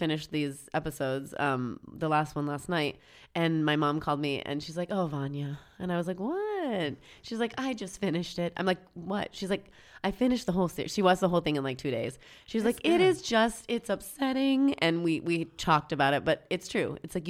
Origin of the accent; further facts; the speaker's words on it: Pacific Northwest, United States; I'm from the Pacific Northwest.